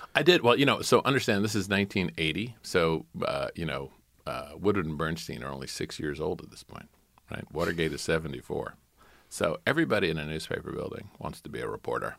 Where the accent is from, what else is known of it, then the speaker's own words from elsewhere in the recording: South Carolina, United States; moved away; also born or lived in Manhattan, New York; I'm from South Carolina